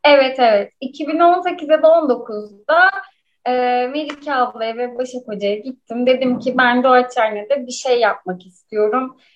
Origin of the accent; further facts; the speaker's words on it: İzmir, Turkey; İzmir'de doğdum ve büyüdüm.